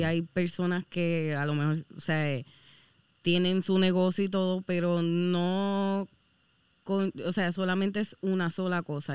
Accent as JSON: {"language": "Spanish", "town": "Caguas", "country": "Puerto Rico", "also_born_or_lived": "Aguadilla / Guánica / Lares", "said": "Yo no soy de Guanica soy de Caguas"}